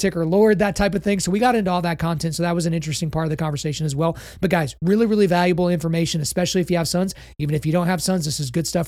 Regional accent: Oklahoma, United States; I grew up in Oklahoma

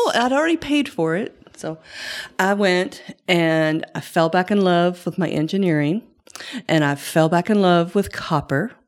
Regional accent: Shelby County, Kentucky, United States; I grew up um, in Shelby County, uh, we had thirty acres

